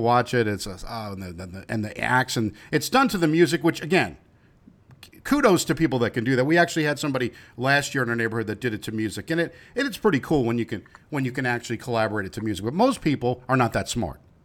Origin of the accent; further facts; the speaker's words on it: New York, United States; I'm from New York